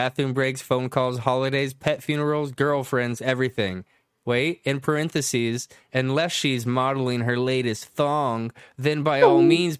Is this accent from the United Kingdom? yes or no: no; Canada; I'm from Canada.